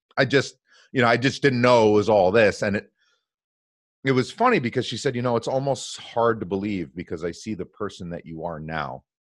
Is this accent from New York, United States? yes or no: no; New Jersey, United States; born and raised in New Jersey.